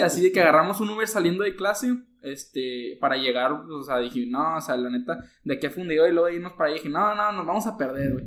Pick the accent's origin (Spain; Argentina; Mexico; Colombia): Mexico; Monclova, Coahuila; now in Nuevo León, Mexico; soy de Monclova